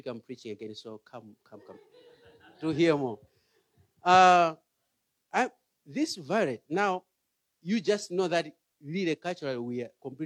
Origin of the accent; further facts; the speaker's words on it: Malawi; moved away; I'm from Malawi